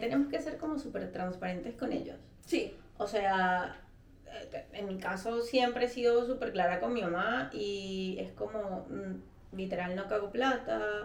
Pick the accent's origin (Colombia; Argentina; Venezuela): Venezuela; moved away as an adult